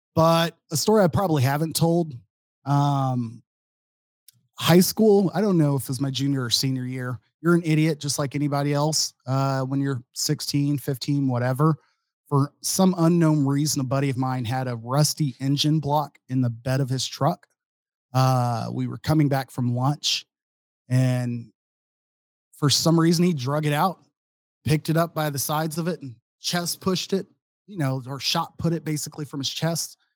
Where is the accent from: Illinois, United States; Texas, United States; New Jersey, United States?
Texas, United States; Dallas; moved away as an adult; also born or lived in Austin, Texas; now in Madison, United States; I'm from the Dallas, Fort Worth area